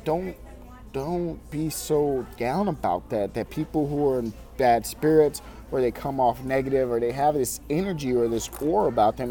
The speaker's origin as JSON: {"language": "English", "town": "Farmington", "region": "Missouri", "country": "United States", "tie": "born or raised there", "said": "I'm at Panera Bread Company in my hometown of Farmington, Missouri"}